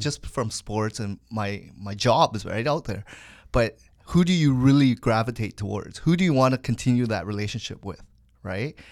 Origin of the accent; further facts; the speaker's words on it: Hamilton, Ontario, Canada; also born or lived in Kitchener; now in Richmond Hill, Canada; I was actually conceived in Hamilton, Saint Joel Hospital